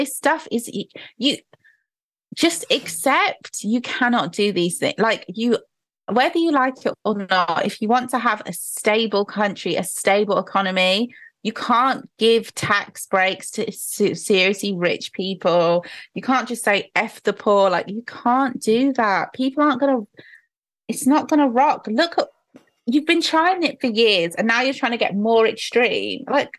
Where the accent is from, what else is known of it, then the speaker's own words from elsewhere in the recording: Nigeria; but maybe because I'm Nigerian. I know there's people who work with oil who are just trying to get by.